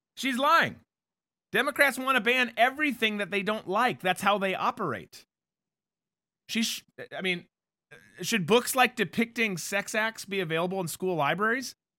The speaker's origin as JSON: {"language": "English", "region": "Minnesota", "country": "United States", "tie": "born or raised there", "said": "growing up in Minnesota"}